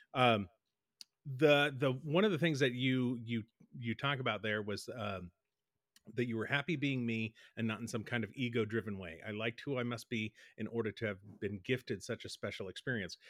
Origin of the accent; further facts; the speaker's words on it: Boston, Massachusetts, United States; growing up in Boston